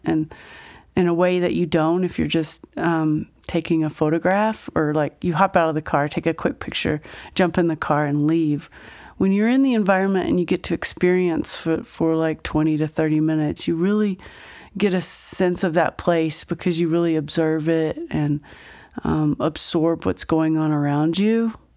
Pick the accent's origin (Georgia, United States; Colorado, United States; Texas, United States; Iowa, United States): Texas, United States; Fort Worth; moved away as an adult; also born or lived in Mineral Wells, Texas; now in Grand Junction, United States; I didn't live there very long, but then I grew up in South, um, South, uh, Fort Worth